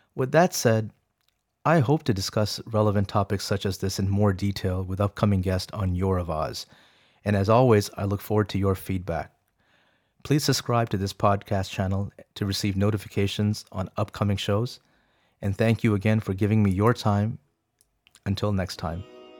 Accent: Arlington, Virginia, United States; English is a second language; also born or lived in Rawalpindi, Pakistan / Beijing, China; We settled down in Arlington, Virginia, close by to D C, and I remember my first day at school at Abingdon Elementary

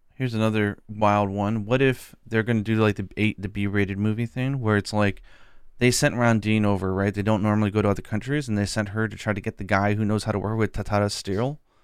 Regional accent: United States; I'm American

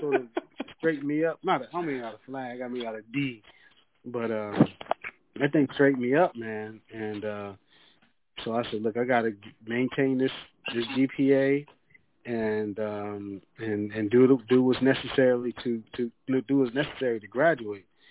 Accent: York, Pennsylvania, United States; moved away as an adult; also born or lived in Georgia; now in Atlanta, United States; I'm originally from York, PA

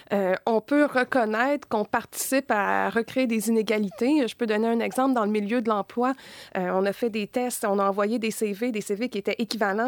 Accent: Quebec, Canada

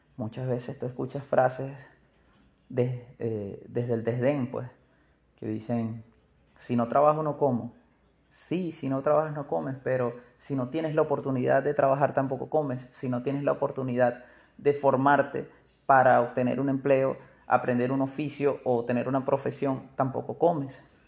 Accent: Maracaibo, Zulia, Venezuela; Maracaibo, en el Zulia, un estado de Venezuela en donde tenemos una manera de hablar muy particular.

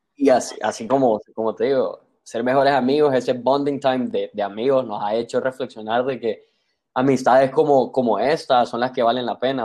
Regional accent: San Pedro Sula, Cortés, Honduras; born or raised there

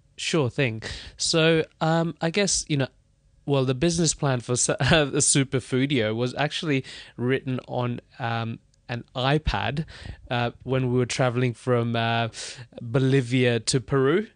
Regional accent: Melbourne, Victoria, Australia; moved away as an adult; also born or lived in India / Webuye, Kenya; now in London, United Kingdom; I grew up in Australia. Uh, long story, uh, but I was born in India. Um, when I was about two, two years old, we moved to Kenya

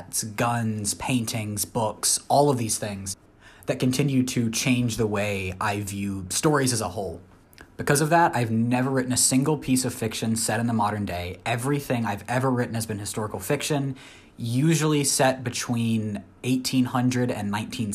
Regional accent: Florida Panhandle, United States; also born or lived in Tennessee; I moved to the panhandle of Florida, which is basically still the Deep South.

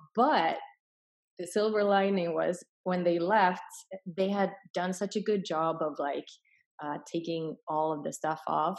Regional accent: Sweden; English is a second language; moved away; also born or lived in Finland / Hong Kong / California; I was born in Finland, raised in Sweden, and moved to Hong Kong for a little bit, and then I was in California for 6 years, so I've been Americanized, but English is my third language

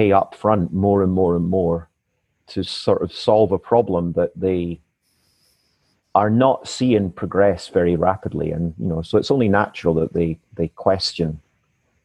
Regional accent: east side of Scotland, United Kingdom; this is the street I grew up in. Wow. Until I was 9 years

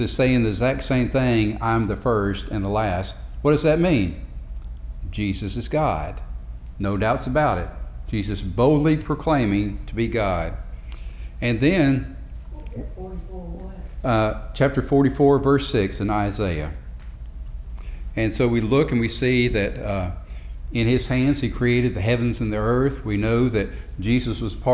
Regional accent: Marietta, Georgia, United States; I grew up in Marietta, Georgia

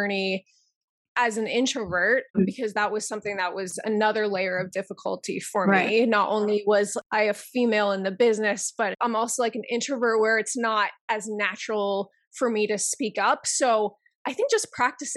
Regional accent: Denver, Colorado, United States; now in New York, United States; I am originally from Denver, Colorado, but I am a New York based producer and screenwriter.

